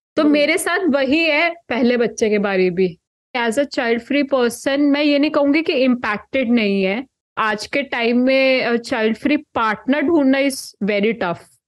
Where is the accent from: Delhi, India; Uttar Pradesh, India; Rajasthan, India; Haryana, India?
Haryana, India; Kurukshetra; मैं कुरुक्षेत्र हरियाणा से हूँ